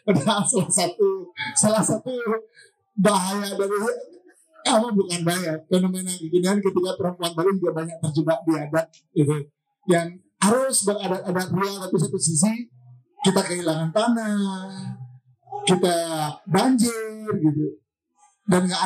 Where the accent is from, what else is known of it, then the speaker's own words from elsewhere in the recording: Bali, Indonesia; bahwa kita orang Bali itu mempunyai masalah yang sama dengan orang luar.